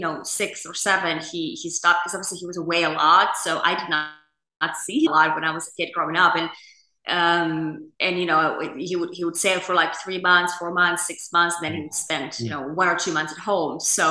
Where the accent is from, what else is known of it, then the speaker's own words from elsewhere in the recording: Finland; moved away as an adult; So I grew up in a country that, you know, many, you know, see as one of the best countries in the world to grow up and to live and the happiest nation and all that, which is Finland